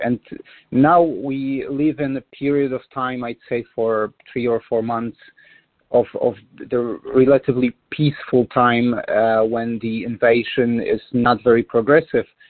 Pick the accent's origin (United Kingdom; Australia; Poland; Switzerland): Poland; Toruń, Kuyavian-Pomeranian Voivodeship; I was born in Torun actually